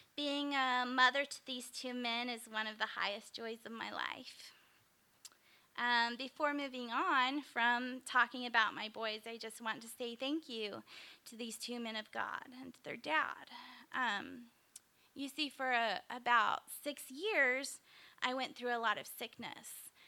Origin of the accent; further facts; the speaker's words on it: Springfield, Missouri, United States; also born or lived in Kokomo, Indiana; moved back to my hometown of Springfield, Missouri